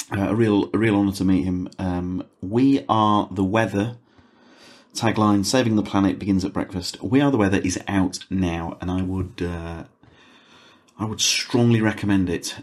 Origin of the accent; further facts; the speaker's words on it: United Kingdom; I'm so British